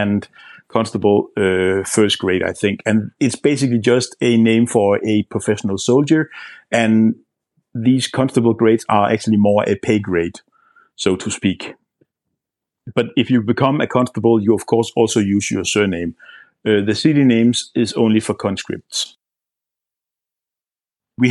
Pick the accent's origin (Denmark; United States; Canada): Denmark; Aarhus, Central Denmark Region; in my hometown of Aarhus